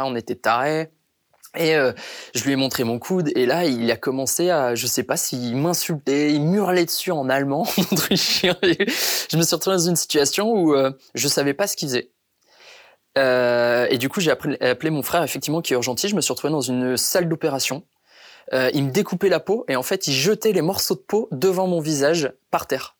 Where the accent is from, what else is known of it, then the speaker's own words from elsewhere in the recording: Béthune, Hauts-de-France, France; also born or lived in Brisbane, Australia; ramener cette victoire à Béthune, au final, c'était une, euh, une médaille que j'avais envie de partager avec avec tous les gens qui ont partagé mon enfance